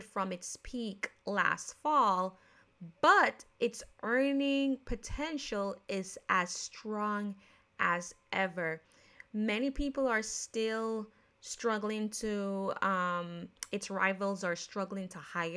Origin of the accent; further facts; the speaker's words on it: Jamaica; accent: Jamaican; now in United States; I am born, raised in Jamaican, but a naturalized American citizen. But because I grew up in Jamaica